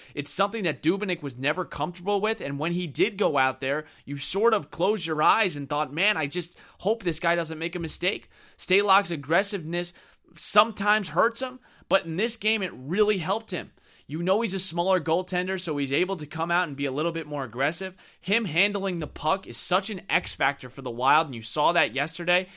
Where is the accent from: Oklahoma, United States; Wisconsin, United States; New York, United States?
New York, United States; I am from New York